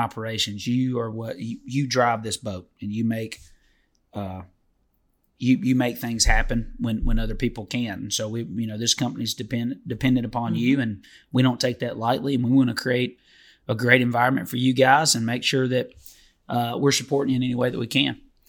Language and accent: English; Detroit, Michigan, United States; My hometown.